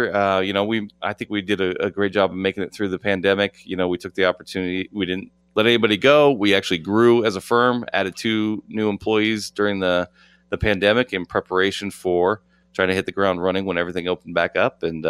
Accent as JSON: {"language": "English", "town": "Las Vegas", "region": "Nevada", "country": "United States", "tie": "born or raised there", "said": "I grew up on Grand Teton and Buffalo. That's literally where I grew up, where Arborview High School is."}